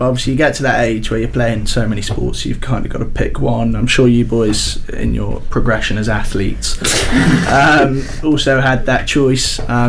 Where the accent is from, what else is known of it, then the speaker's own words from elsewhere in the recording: Harrogate, Yorkshire and the Humber, United Kingdom; I grew up in Yorkshire